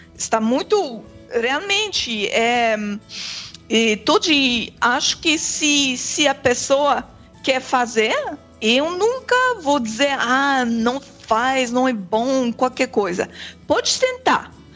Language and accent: Portuguese; Quebec, Canada; Portuguese is a second language; also born or lived in Germany; sou aqui do Quebec